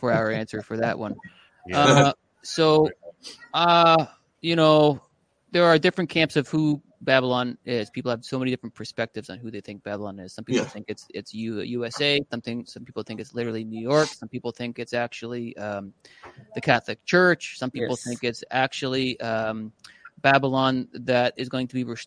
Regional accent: Canada

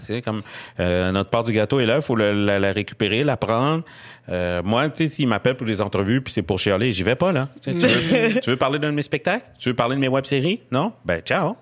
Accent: Quebec, Canada; accent: Québécois; j'ai un accent québécois

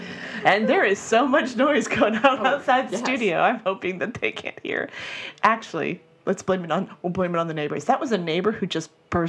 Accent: the South, United States; We're from the South.

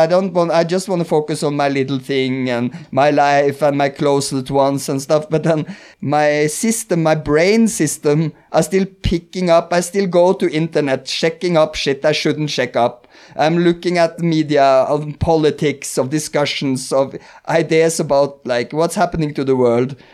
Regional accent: Norway; i am Norwegian

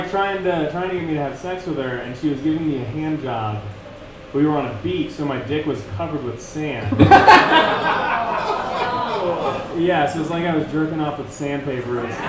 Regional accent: San Diego, California, United States; I'm from San Diego.

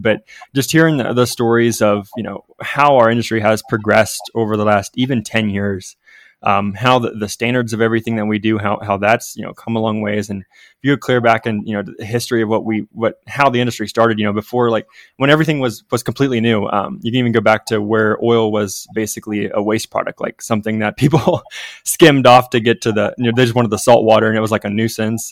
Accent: Ohio River Valley, United States; So I grew up in the Ohio River Valley, so southeastern Ohio

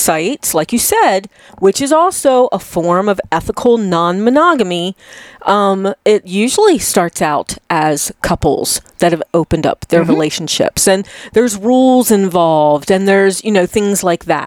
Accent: Chesapeake Bay, United States; I'm from the Chesapeake Bay

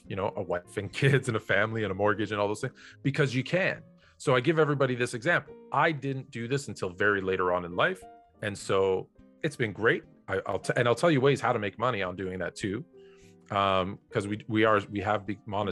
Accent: Toronto, Ontario, Canada; my hometown

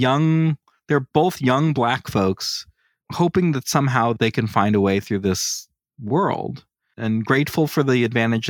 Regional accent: United States; I'm an American

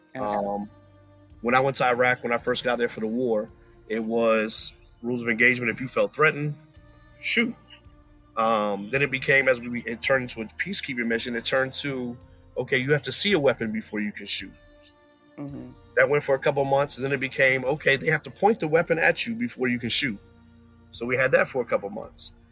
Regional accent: Woodbridge, Virginia, United States; also born or lived in Florida; I was born in Florida, um, raised in Woodbridge, Virginia

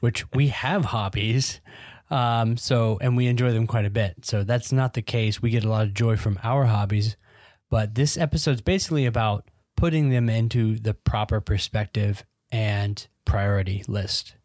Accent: United Kingdom; I'm British, as you can tell.

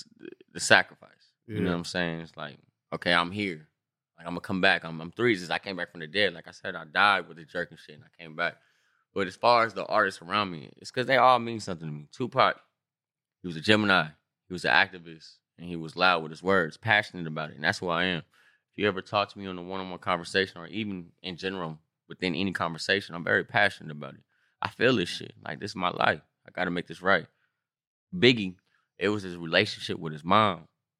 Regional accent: Long Beach, California, United States; And I'm from Long Beach.

